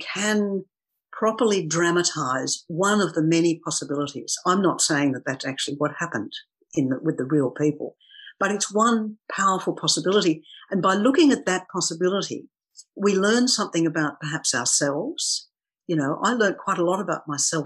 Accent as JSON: {"language": "English", "town": "Sydney", "region": "New South Wales", "country": "Australia", "tie": "born or raised there", "said": "I grew up in Sydney, and I actually grew up very near the harbour"}